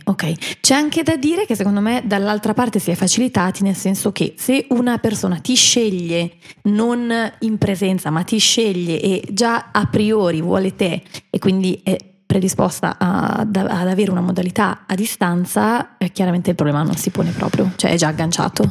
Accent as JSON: {"language": "Italian", "town": "Milan", "region": "Lombardy", "country": "Italy", "said": "L'unica milanese eh, sono io."}